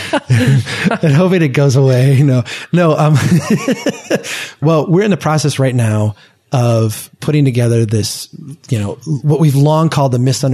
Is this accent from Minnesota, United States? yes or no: yes; Brainerd, Minnesota, United States; here in my hometown, in Brainerd